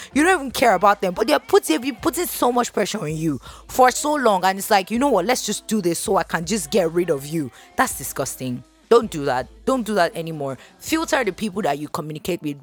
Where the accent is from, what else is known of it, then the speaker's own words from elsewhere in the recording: Nigeria; being a Nigerian woman